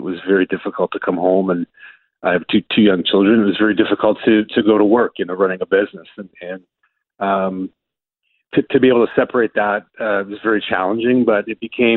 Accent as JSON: {"language": "English", "town": "Milton", "region": "Ontario", "country": "Canada", "tie": "born or raised there", "said": "Growing up in Milton as a young boy"}